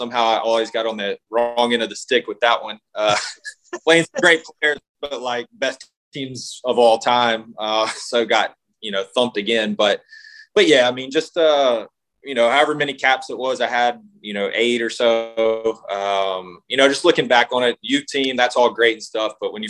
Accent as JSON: {"language": "English", "region": "Mississippi", "country": "United States", "said": "Well, no, I was just from Mississippi. We had to go to Kansas City three different times."}